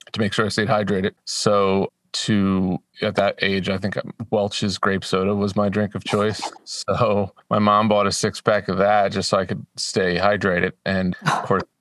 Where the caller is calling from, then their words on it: Madison, Tennessee, United States; Madison, Tennessee, just north of Nashville.